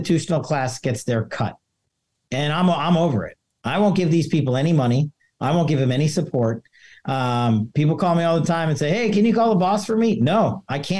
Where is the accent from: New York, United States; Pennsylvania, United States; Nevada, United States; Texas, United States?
Nevada, United States; Nevada, my home state